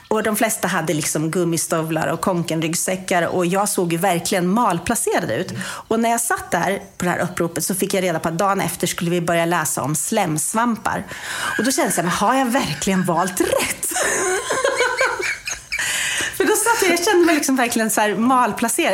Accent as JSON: {"language": "Swedish", "town": "Kumla", "region": "Örebro County", "country": "Sweden", "tie": "born or raised there", "said": "Kumlabyskolan, som jag gick när jag var liten i Kumla."}